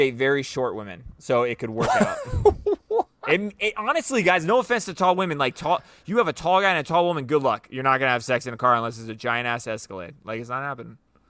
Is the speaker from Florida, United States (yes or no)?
yes; Florida, United States; moved away; I just told you I was from Florida, bro.